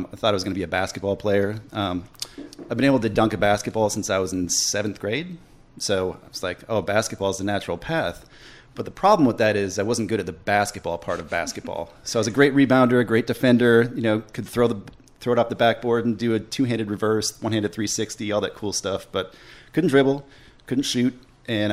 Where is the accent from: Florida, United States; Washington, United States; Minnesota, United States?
Minnesota, United States; just north of Minneapolis; moved away as an adult; now in Winston-Salem, United States; I grew up just north of Minneapolis, Minnesota. Okay. I lived there until I was 18